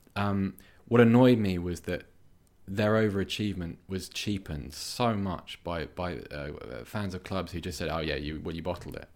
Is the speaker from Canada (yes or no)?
no; Bath, South West England, United Kingdom; moved away; I'm from Bath and, uh, I've moved back there recently, but I was born there